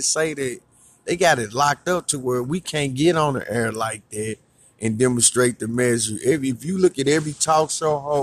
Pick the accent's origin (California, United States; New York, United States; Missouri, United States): Missouri, United States; St. Louis; I was born in St. Louis